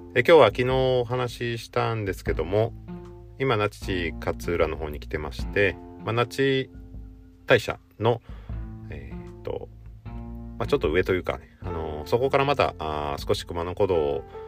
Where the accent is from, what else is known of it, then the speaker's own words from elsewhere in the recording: Gifu, Japan; 岐阜県出身なんですけど